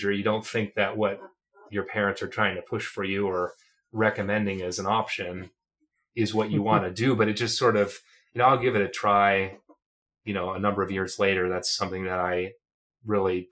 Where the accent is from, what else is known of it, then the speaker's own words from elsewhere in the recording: Medina, Ohio, United States; I was in the community band there in Medina, which is my hometown, Medina, Ohio